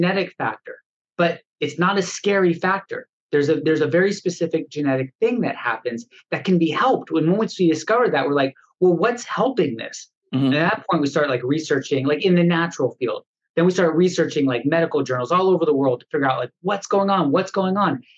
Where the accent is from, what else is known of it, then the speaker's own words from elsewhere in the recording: Los Angeles, California, United States; I was born here in Los Angeles and we're in Los Angeles, California.